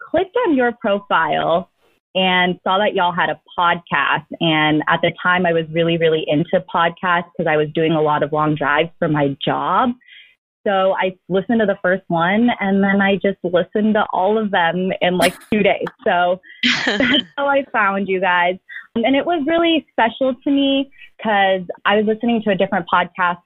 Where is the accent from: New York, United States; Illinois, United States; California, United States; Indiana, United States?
California, United States; Daly City; I was born into a 2-bedroom home in Daly City